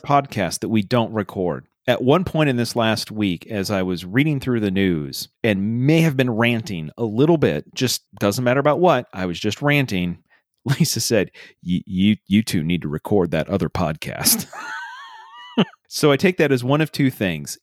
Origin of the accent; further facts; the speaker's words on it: Iowa, United States; we grew up in Iowa